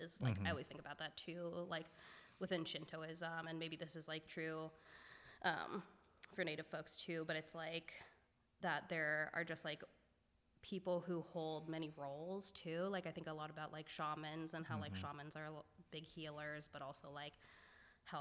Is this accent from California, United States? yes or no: yes; Bay Area, California, United States; I grew up in the Bay Area